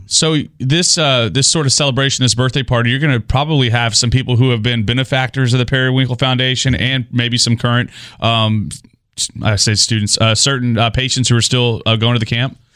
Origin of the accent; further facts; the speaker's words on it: Goliad, Texas, United States; moved away; also born or lived in Houston, Texas; Goliad, Texas is my hometown